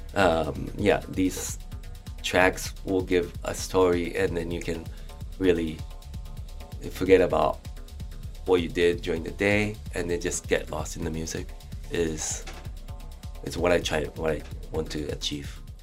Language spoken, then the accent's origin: English; Japan; moved away; also born or lived in London, United Kingdom; I was uh, uh, just growing up in Japan, and then because my father's work, uh, I moved to um, London